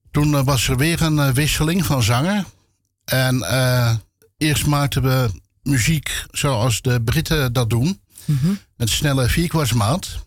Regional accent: Amsterdam, North Holland, Netherlands; Ik heb geen Amsterdams accent. Eh, zeggen een hoop mensen. Ik ben mij daar zelf niet echt van bewust. Ik hoor het ook niet, maar. Nee. Klein, klein beetje misschien.

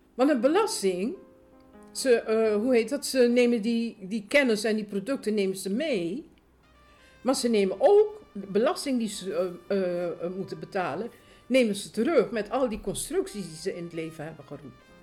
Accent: Suriname; now in Netherlands; Ik ben geboren in Suriname

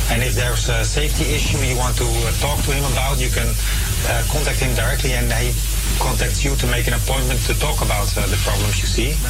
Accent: Amsterdam, North Holland, Netherlands; So I'm from Amsterdam Zuidoost, but there is one at Venserpolder, there is one at uh, the FD buurt.

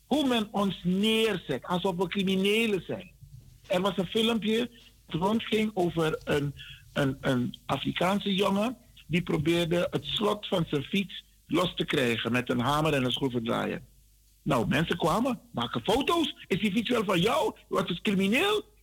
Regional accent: Netherlands; Jij en ik, Kalita. Wij kunnen nooit Hollanders zijn. Wij zijn Nederlanders.

